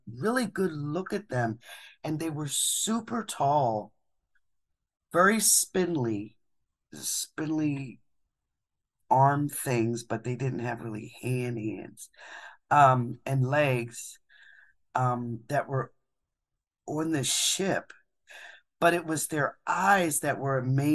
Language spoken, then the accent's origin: English; Philadelphia, Pennsylvania, United States; moved away; I'm from Philadelphia.